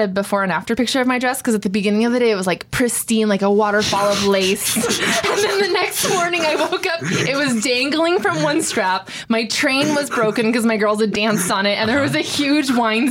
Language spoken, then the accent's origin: English; Camarillo, California, United States; I grew up in Camarillo, so not far from Ojai